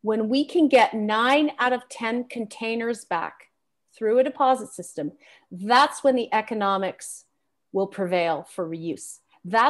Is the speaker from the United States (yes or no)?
no; Canada; As a Canadian